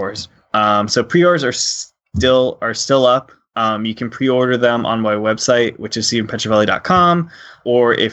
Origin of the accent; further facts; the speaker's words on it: Philadelphia, Pennsylvania, United States; Philly represent